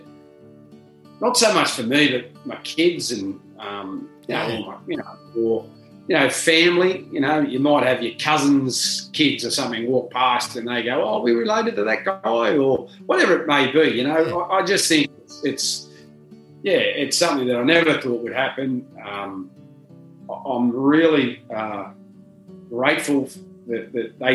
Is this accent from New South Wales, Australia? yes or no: yes; Junee, New South Wales, Australia; moved away; When I left Junee, I never thought that would have been a possibility. I grew up there